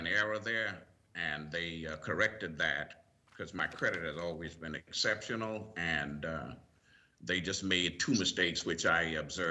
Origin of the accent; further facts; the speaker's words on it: Mayesville, South Carolina, United States; moved away; also born or lived in New York City / Philadelphia; I'm originally from Maysville, South Carolina